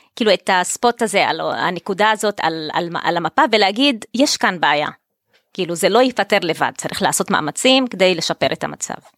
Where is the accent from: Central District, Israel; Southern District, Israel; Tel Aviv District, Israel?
Tel Aviv District, Israel; Tel Aviv-Yafo; אני ילידת יפו, תושבת העיר באמת